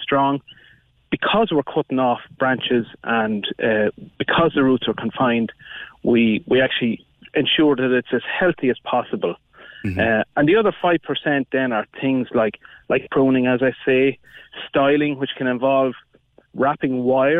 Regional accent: County Offaly, Ireland; I'm originally from County Offaly

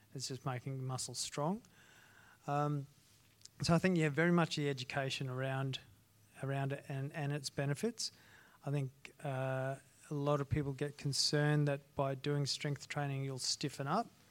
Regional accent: Ayr, Queensland, Australia; I grew up in a small town in North Queensland called Ayr

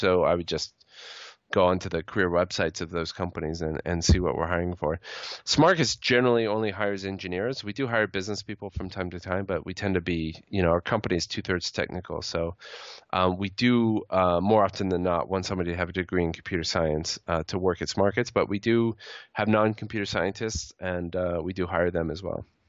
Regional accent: United States; speaking as an American

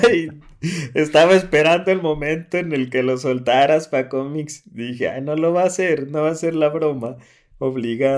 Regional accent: Atotonilco el Alto, Jalisco, Mexico; de donde hacen Don Julio 70.

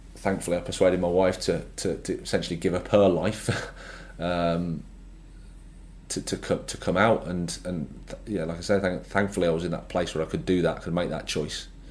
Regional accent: Birmingham, West Midlands, United Kingdom; moved away as an adult; I started off at Birmingham City. It was great. as my hometown club

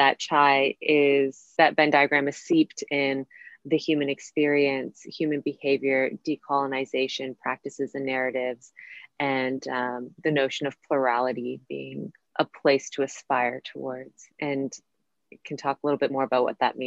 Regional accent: Canada; moved away as an adult; also born or lived in Costa Rica / New York; I grew up in Canada

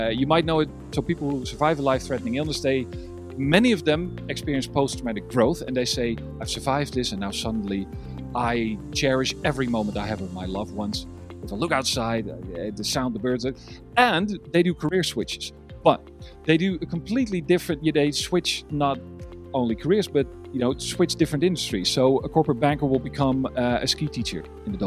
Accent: Amsterdam, North Holland, Netherlands; English is a second language; I am from Amsterdam, the Netherlands

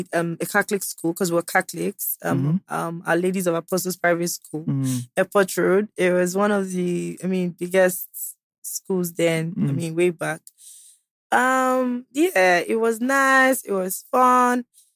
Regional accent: Owan East, Edo, Nigeria; also born or lived in Benin City; I'm from Owa East.

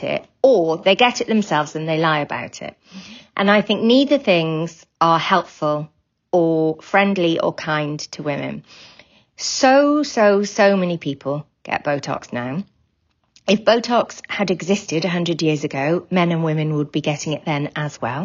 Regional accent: Wales, United Kingdom; I'm from Wales

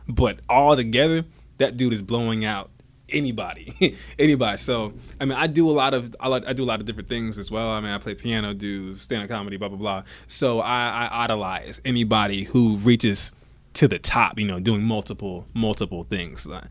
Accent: Savannah, Georgia, United States; also born or lived in Bradenton, Florida / Atlanta, Georgia; I was born in Bradenton, Florida. actually. Born and raised in Florida, raised in Savannah, Georgia, then I moved to right outside of Atlanta

